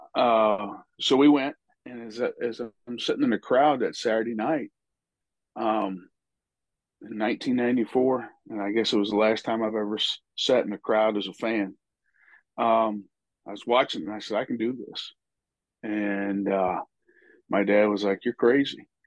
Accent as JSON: {"language": "English", "area": "about 30 miles south of St. Louis", "region": "Missouri", "country": "United States", "tie": "born or raised there", "said": "I was born and raised about 30 miles south of St. Louis"}